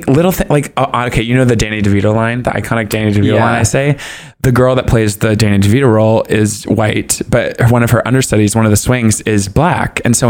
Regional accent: Southern United States, United States; cause I'm from the South. You just like talk about people behind their backs.

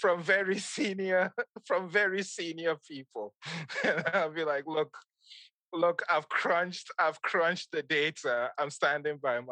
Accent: Kano, Kano State, Nigeria; moved away; also born or lived in Ghana; I grew up in Nigeria

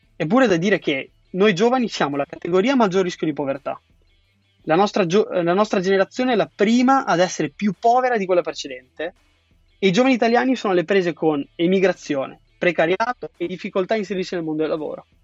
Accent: Triveneto, northeast Italy, Italy; now in Milan, Italy; nella mia terra di origine, che era il Trivento

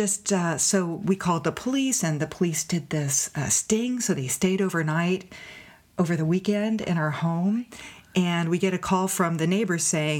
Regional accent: Morgan Hill, California, United States; also born or lived in Los Gatos, California; I grew up in Morgan Hill, and we were on a ranch. We actually moved down here from Los Gatos at the end of my sixth grade.

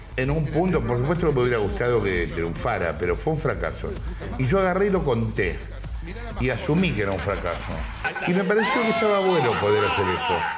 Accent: Sarandí, Buenos Aires Province, Argentina; Yo estoy acá y soy de Sarandí

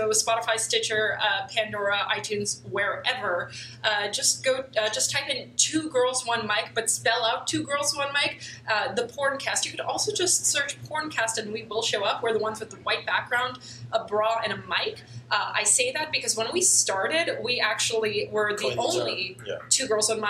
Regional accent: Poland; first language Polish; English is a second language; Polish is my first language.

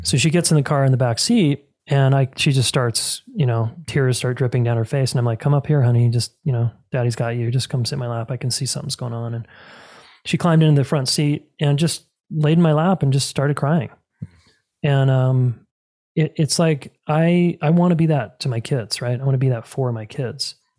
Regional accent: Salt Lake City, Utah, United States; moved away as an adult; now in Colorado, United States; I was born and raised in Salt Lake City, Utah

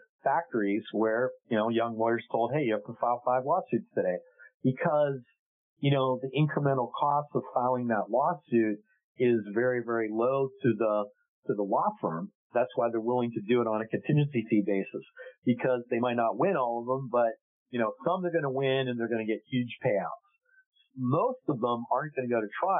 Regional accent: United States; we're American

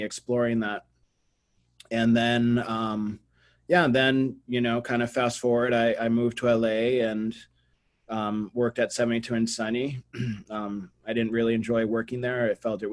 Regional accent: Brazil; also born or lived in Boston, United States; I was born in Boston, but at 8, I moved to Brazil. And so in America, I was always, I'm the Brazilian, and in Brazil, I'm the American

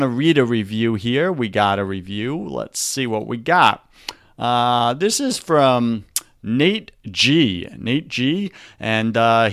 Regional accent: New York, United States; accent: New York; my New York accent

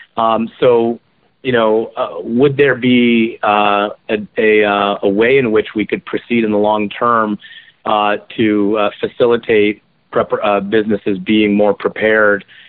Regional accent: Kirkland, Washington, United States; also born or lived in Maryland; Kirkland, my hometown

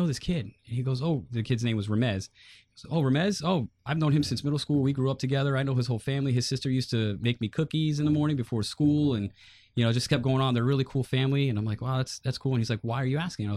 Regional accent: Florida, United States; also born or lived in Bridgeport, Connecticut / New Jersey; I was born in Bridgeport, Connecticut, and she had me up there and she decided, you know what, this isn't the life that I want for my son. So she got me out of there. She moved me down here to Florida

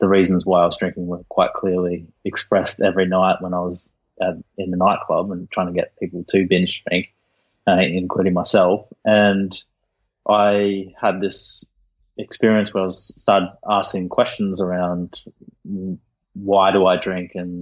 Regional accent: Sunshine Coast, Queensland, Australia; now in Sydney, Australia; I was raised on the Sunshine Coast in Australia

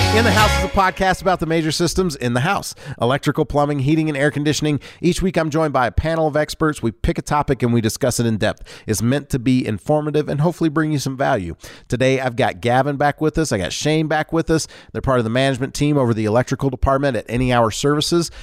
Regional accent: Louisiana, United States; I grew up in Louisiana

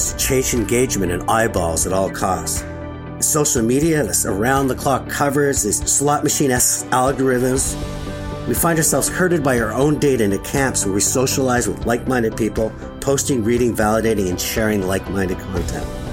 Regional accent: Montreal, Quebec, Canada; my hometown of Montreal

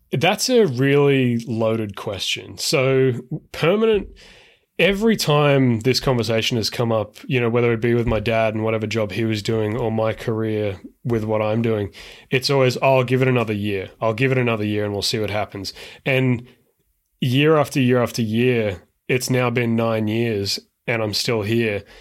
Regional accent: Brisbane, Queensland, Australia; now in San Francisco, United States; I am originally from Australia, but now I live in San Francisco

